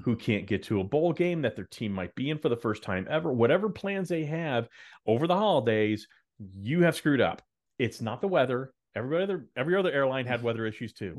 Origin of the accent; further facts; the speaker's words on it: Dallas, Texas, United States; I grew up in Dallas